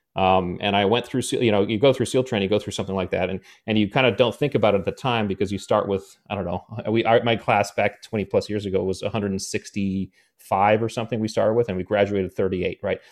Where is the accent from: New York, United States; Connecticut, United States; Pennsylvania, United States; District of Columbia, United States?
Connecticut, United States; I grew up in Connecticut